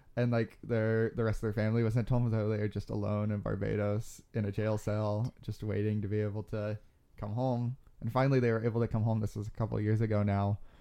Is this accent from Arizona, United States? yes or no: yes; Globe, Arizona, United States; I grew up in Globe, Arizona, which is about, um, an hour, uh, east of where we are now.